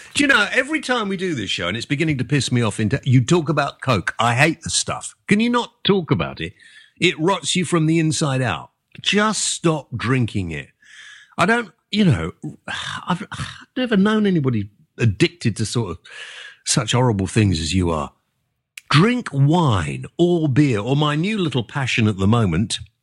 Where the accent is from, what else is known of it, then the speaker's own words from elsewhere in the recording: England, United Kingdom; also born or lived in Wales; being English